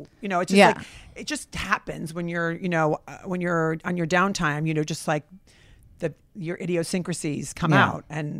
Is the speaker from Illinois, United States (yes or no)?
yes; Rockford, Illinois, United States; I'm from Rockford, Illinois, and I went to college.